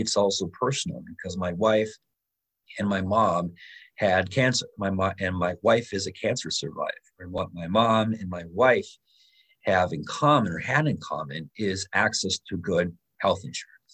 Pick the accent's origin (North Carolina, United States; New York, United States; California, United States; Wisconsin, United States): Wisconsin, United States; Little Chute; I grew up in Little Chute, which is a little village here in Outagamie County